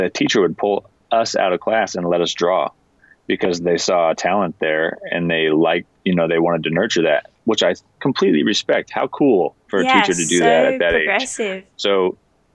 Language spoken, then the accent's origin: English; Washington, United States; I grew up in Washington State